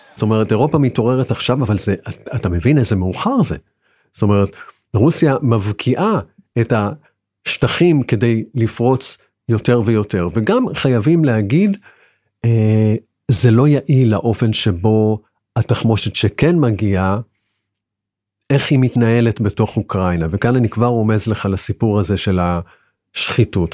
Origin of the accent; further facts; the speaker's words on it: Israel; אנחנו ישראלים